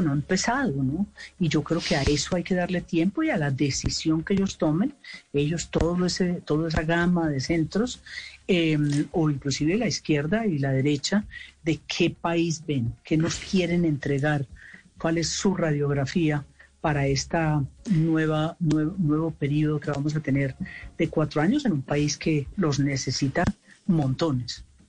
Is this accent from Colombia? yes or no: yes; Colombia